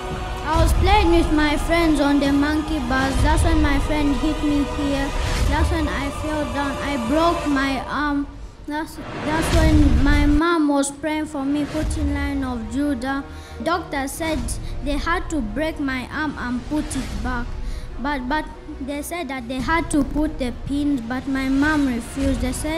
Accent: Zambia; I come from Zambia. I am 8 years old.

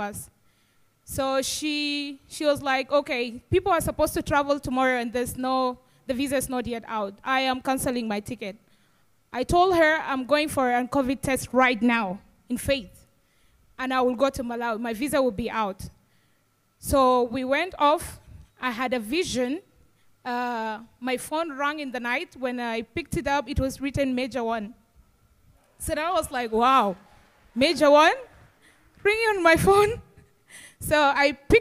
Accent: South Sudan; I'm from South Sudan

